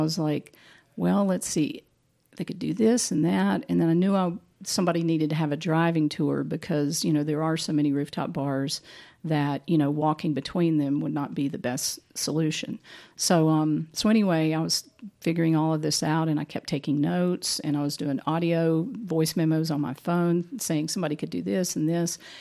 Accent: Boone, North Carolina, United States; also born or lived in Asheville, North Carolina; I actually grew up in Boone

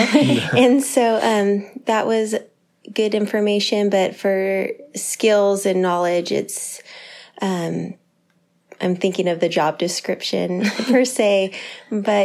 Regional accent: Santa Cruz, California, United States; also born or lived in San Diego; I moved back to Santa Cruz from San Diego.

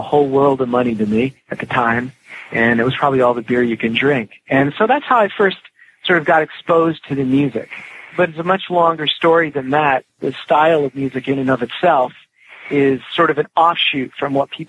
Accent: just outside of the New Haven area, Connecticut, United States; We grew up just outside of the New Haven area.

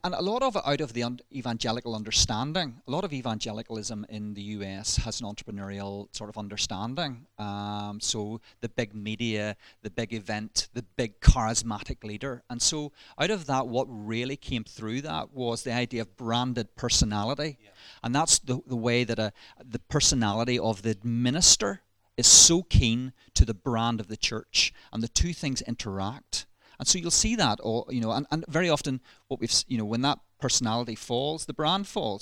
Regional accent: Ballymena, Northern Ireland, United Kingdom; accent: Ballymena; you'll probably detect in my voice a little um, hint of Ballymena. So I was raised, born and raised in Ballymena.

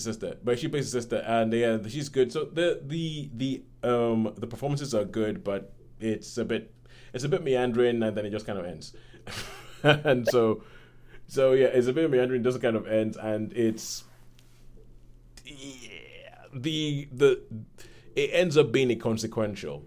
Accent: Nigeria; being Nigerian

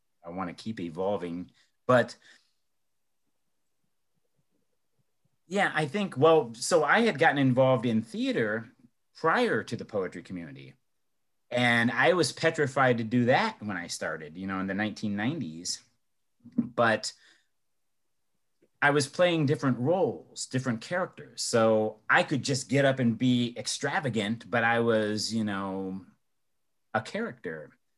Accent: Elyria, Ohio, United States; my hometown of Elyria or in Cleveland

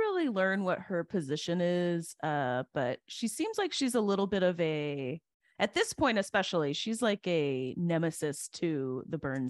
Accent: Alabama and Oklahoma, the South, United States; I was raised in Alabama and Oklahoma

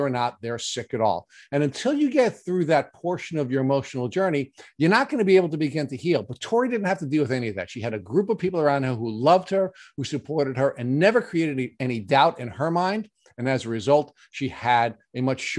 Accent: Long Island, New York, United States; we have fellow Long Islanders on because we do butcher the English language

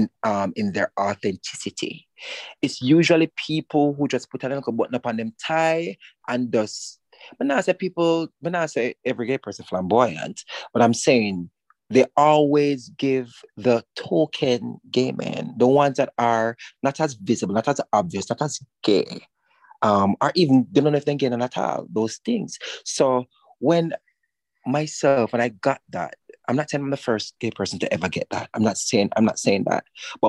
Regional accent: Jamaica; I got that award for my work as a Jamaican, as a queer creative.

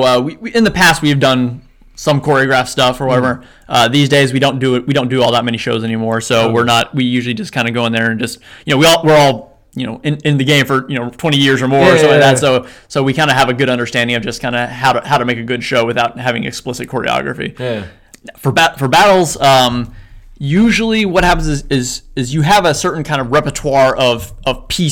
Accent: Kentucky, United States; moved away as an adult; also born or lived in Atlanta, Georgia; now in Korea; I was born in Kentucky. Where I grew up

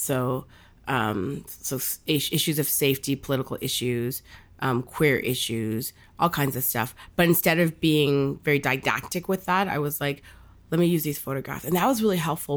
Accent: Bangladesh; I'm from Bangladesh

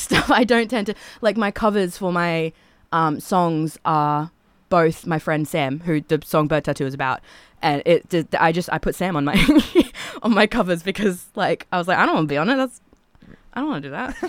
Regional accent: Toowoomba, Queensland, Australia; I'm from Toowoomba

